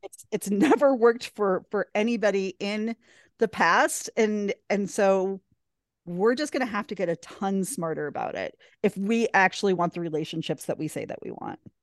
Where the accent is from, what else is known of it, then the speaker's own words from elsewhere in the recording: Wisconsin, United States; We met in my hometown accidentally at a bowling alley